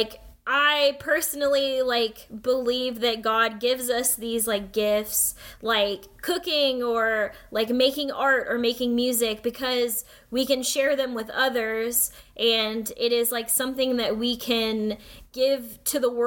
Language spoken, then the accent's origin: English; United States; growing up as a Filipino-American, as, like, one of only a few Asian, like, students at school